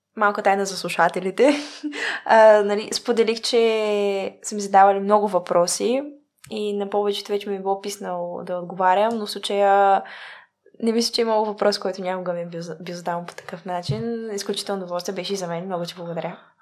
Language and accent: Bulgarian; Bulgaria; also born or lived in Sofia; преди всичко съм българка